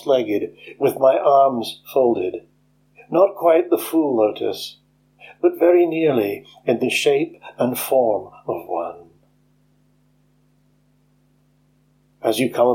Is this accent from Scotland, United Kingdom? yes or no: yes; Scotland, United Kingdom; also born or lived in East Neuk of Fife; I'm a Scottish poet based in the East Nook of Fife.